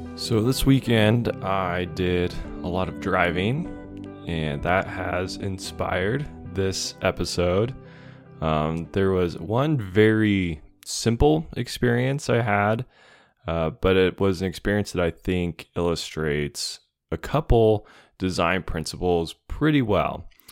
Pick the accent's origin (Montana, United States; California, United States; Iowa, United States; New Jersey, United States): Montana, United States; moved away; growing up in Montana, now living in Montana again